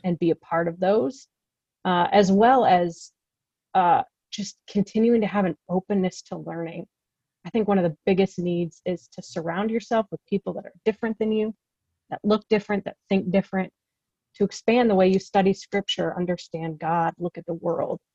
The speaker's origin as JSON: {"language": "English", "region": "Midwest", "country": "United States", "tie": "born or raised there", "moved": "as an adult", "lives_now": "California, United States", "said": "I come from the Midwest, grew up there, moved out to California when I decided to go to graduate school"}